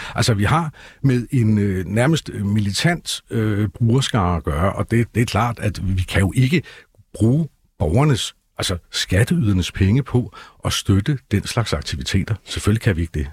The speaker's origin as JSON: {"language": "Danish", "town": "Copenhagen", "region": "Capital Region of Denmark", "country": "Denmark", "said": "vi er jo også københavnere"}